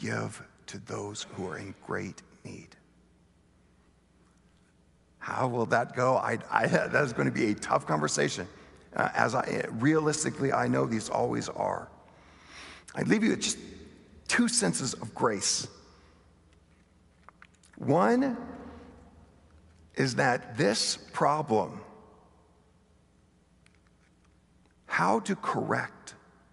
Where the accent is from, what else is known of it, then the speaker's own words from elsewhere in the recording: Bentonville, Arkansas, United States; I grew up in Bentonville, Arkansas, the home of Walmart